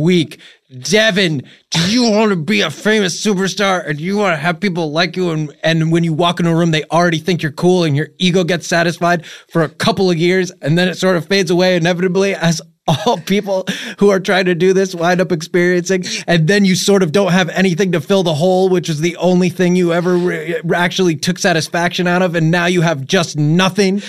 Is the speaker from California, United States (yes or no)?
no; Connecticut, United States; I'm just from, like, some fucking little suburb, uh, you know, in Connecticut, I grew up, it's actually pretty nice.